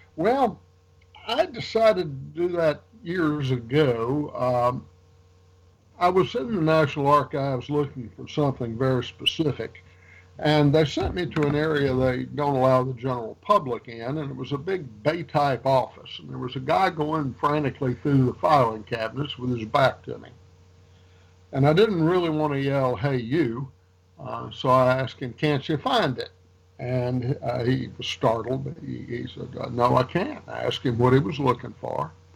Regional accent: Rouge, Louisiana, United States; moved away as an adult; also born or lived in North Carolina / Tennessee / Arkansas / Georgia; I was born in Rouge, Louisiana

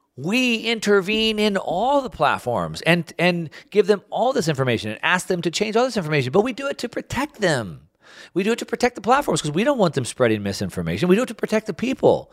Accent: United States; I'm an American

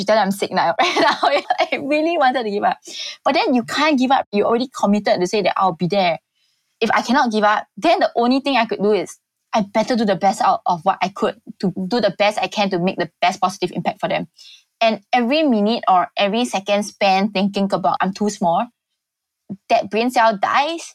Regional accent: Singapore; being a Singaporean

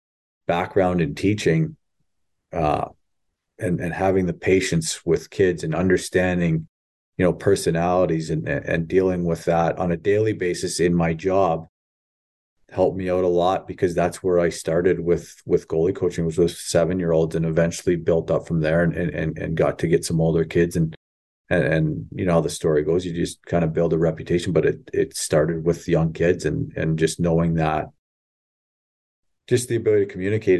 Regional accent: Ontario, Canada; I grew up in Southern Ontario. I met my wife at Windsor, in University of Windsor, and I went up north, so I knew no one.

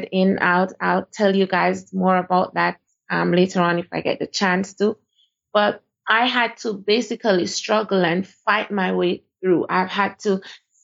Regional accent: Jamaica; moved away as an adult; now in Dubai, United Arab Emirates; I am from Jamaica.

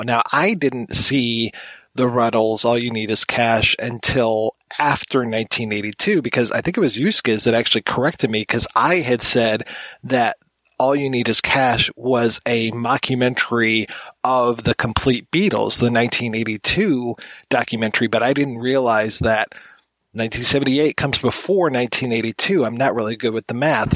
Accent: United States; being an American

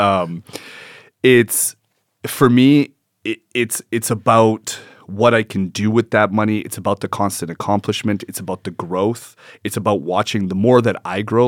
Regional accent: Edmonton, Alberta, Canada; I was born in Edmonton

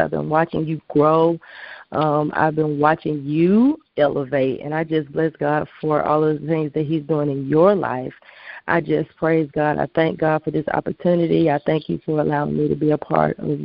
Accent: Atlanta, Georgia, United States; I am a Atlanta native

